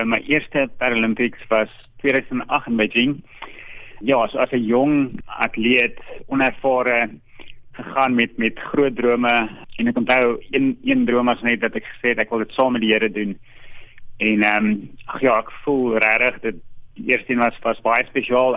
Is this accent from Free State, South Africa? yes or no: yes; Virginia, Free State, South Africa; ek is gebore in Virginia in die Vrystaat